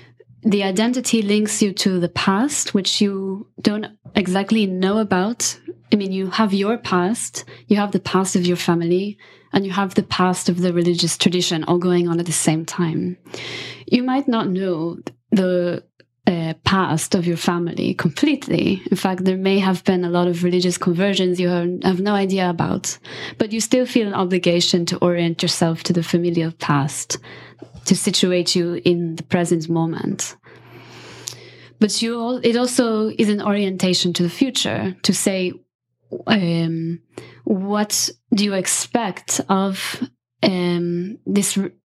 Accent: Italy; Yeah. It was a matriarchy for sure.

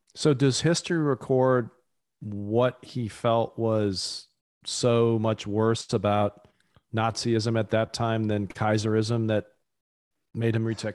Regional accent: United States; as an American

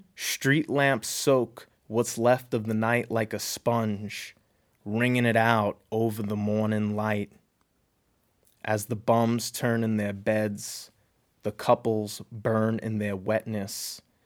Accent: New York, United States; now in Seattle, United States; I grew up in New York

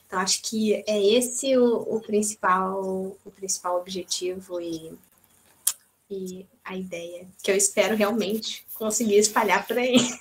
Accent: Brazil; now in Portugal; eternamente brasileira

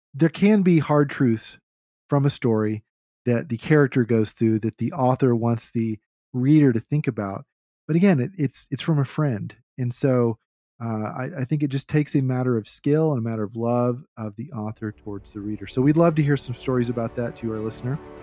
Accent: the South, United States; as a Southerner

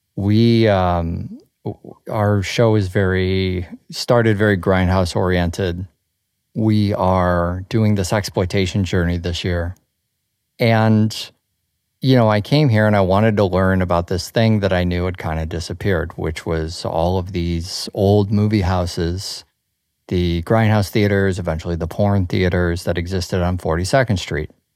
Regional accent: Chicago, Illinois, United States; moved away; you and I grew up in Chicago

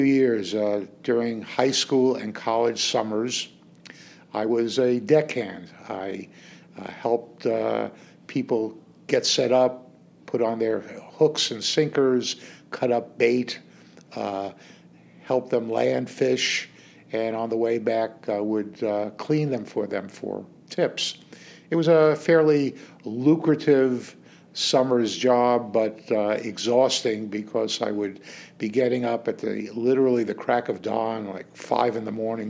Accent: New York City, New York, United States; moved away as an adult; now in Sun City Shadow Hills, United States; I started my life in the Bronx in New York City. I grew up there with my my family

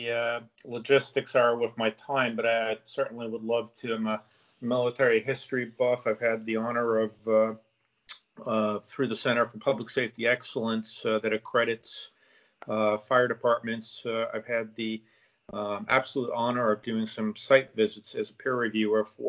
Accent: just outside of Boston, Massachusetts, United States; moved away as an adult; now in South Florida, United States; I grew up in just outside of Boston and went to my paramedic training in Boston. And I had one northeaster winter too many and decided to relocate to South Florida.

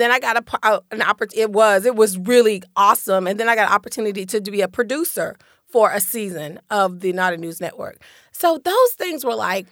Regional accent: Lakeland, Florida, United States; also born or lived in Detroit, Michigan; my experience growing up in Lakeland was uniquely positive

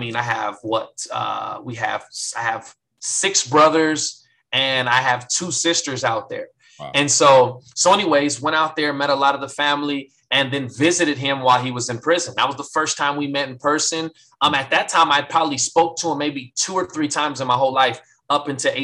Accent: San Bernardino, California, United States; born or raised there; also born or lived in Hammond, Louisiana

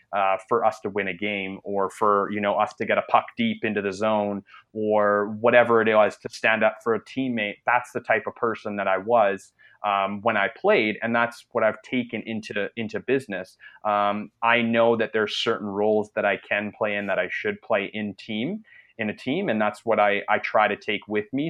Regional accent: Canada; I'm I'm Canadian, so I'm actually uh, north of the border.

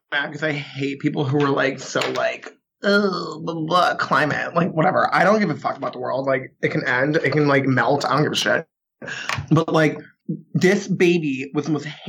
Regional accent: New England, United States; I'm from New England

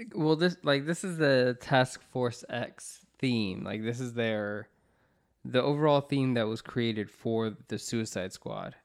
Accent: Orlando, Florida, United States; We grew up in Orlando, Florida, where we had like Universal Studios

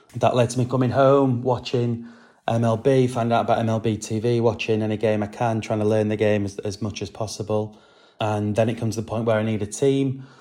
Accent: England, United Kingdom; back in England

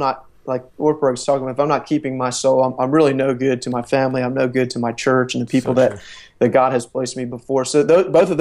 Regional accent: Philadelphia, Pennsylvania, United States; moved away as an adult; now in Southern United States; I grew up in Philly, so I'm a Northeasterner. They call me the Yankee down here.

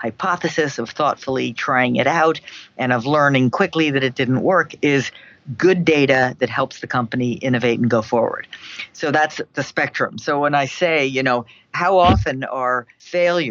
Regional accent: New York City, New York, United States; now in Boston, United States; My hometown. I mean, where I'm from, where I grew up, where my parents grew up is New York City.

